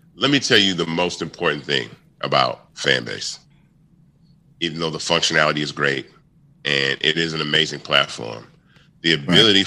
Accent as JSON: {"language": "English", "town": "Memphis", "region": "Tennessee", "country": "United States", "tie": "born or raised there", "said": "I was born in Memphis"}